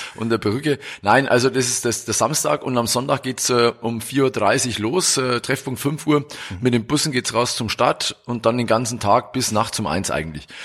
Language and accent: German; Roth, Bavaria, Germany; ich bin der Bürgermeister der Triathlon Hochburg Rot